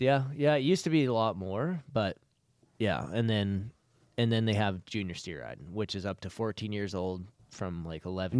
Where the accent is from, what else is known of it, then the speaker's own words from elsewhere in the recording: Alberta, Canada; I'm from Alberta